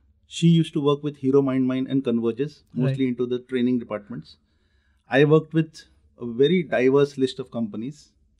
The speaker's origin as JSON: {"language": "English", "town": "Nagpur", "region": "Maharashtra", "country": "India", "said": "So I am from Nagpur."}